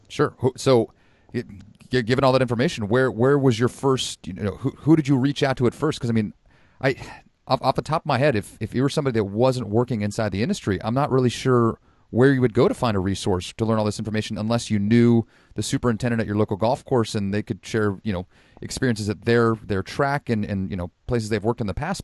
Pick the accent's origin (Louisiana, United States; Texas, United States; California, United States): California, United States; Sonoma County; I was born and raised in Sonoma County